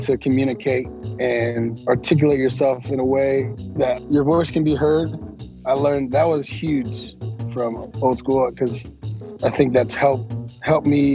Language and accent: English; San Francisco, California, United States; I grew up in San Francisco, so I was born and raised there